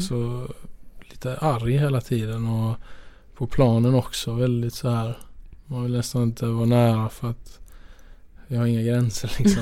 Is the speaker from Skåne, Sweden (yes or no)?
yes; Skåne, Sweden; moved away as an adult; jag är ju från Skåne från början